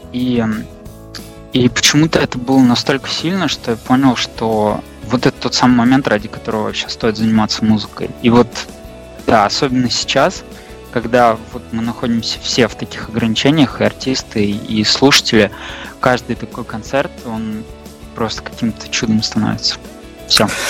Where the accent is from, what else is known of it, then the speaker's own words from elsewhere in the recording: Russia; also born or lived in Moscow; мы там из России